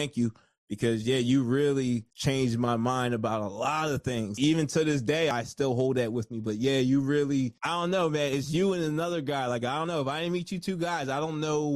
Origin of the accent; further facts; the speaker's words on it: New Jersey, United States; I'm from Jersey